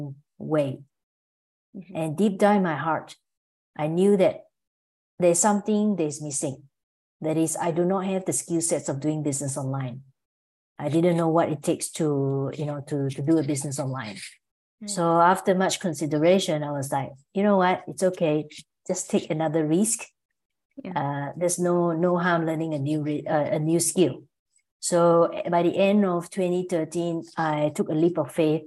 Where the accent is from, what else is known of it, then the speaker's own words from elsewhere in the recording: Malaysia; moved away as an adult; also born or lived in Singapore / Melbourne, Australia; I'm from Malaysia originally, but I spent about 14 years living in Singapore and Melbourne, Australia.